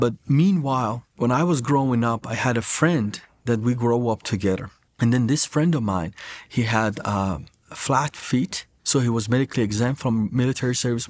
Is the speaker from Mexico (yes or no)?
no; Iran; As Iranians, we do speak Farsi, but I had to do my prayers in Arabic.